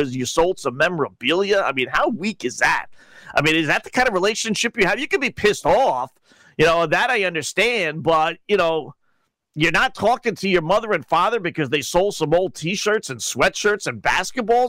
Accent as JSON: {"language": "English", "region": "New Jersey", "country": "United States", "moved": "yes", "lives_now": "New York, United States", "said": "I'm from Jersey"}